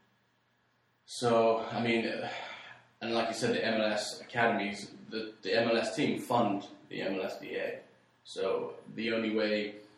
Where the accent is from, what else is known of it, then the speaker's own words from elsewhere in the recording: West Wickham, London, United Kingdom; moved away; My hometown? Oh, my gosh. Like 400,000